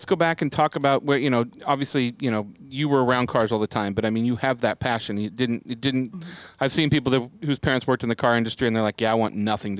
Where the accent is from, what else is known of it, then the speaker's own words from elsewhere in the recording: Spokane, Washington, United States; I grew up in Spokane, Washington